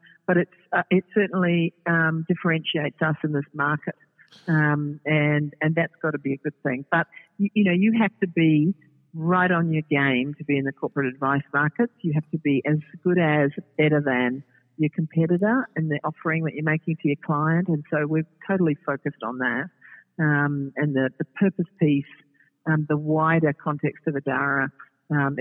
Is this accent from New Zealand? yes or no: yes; New Zealand; now in Australia; I'm a New Zealander